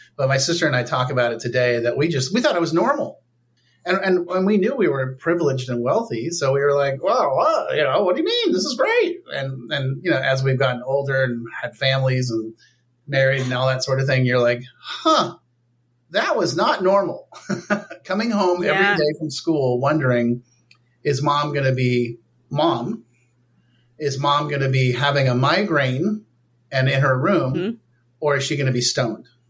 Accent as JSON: {"language": "English", "town": "Palo Alto", "region": "California", "country": "United States", "tie": "born or raised there", "said": "I grew up in Palo Alto, California."}